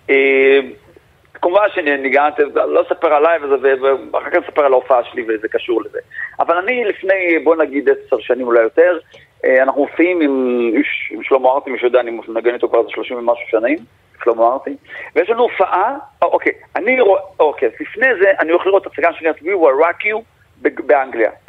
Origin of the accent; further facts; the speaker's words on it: Yeruham, Southern District, Israel; ובתור ילד שנולד בירוחם אז, והרדיו זה הדבר היחידי ששמעתי